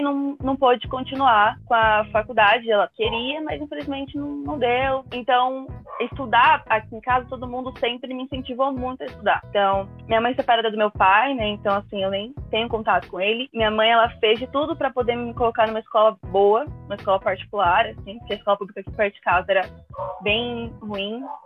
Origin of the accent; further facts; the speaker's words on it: São Paulo, Brazil; Eu sou de São Paulo, entrei na KBC em 2018